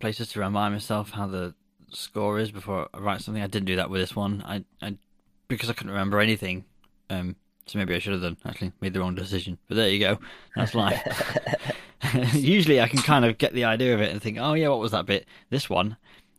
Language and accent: English; United Kingdom; we're from Britain.